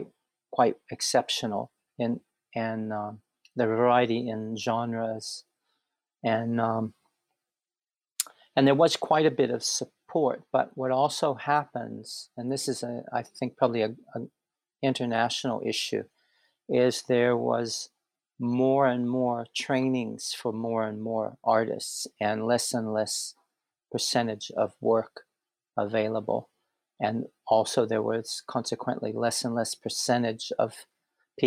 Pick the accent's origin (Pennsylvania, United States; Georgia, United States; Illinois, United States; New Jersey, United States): Pennsylvania, United States; Pittsburgh; moved away as an adult; now in Brisbane, Australia; I'm from Pittsburgh, Pennsylvania